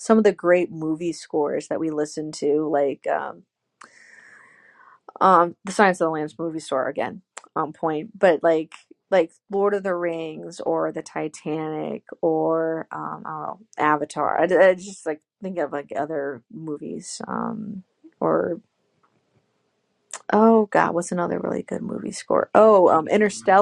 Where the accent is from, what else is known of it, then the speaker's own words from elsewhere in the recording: Illinois, United States; I'm from Illinois. He used to work at Western Illinois University, which is like 2 hours away from my hometown.